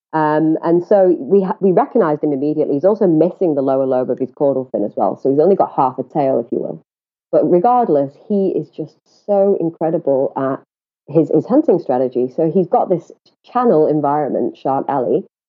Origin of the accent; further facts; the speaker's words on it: England, United Kingdom; accent: northern; moved away as an adult; now in South Africa; I hail from the UK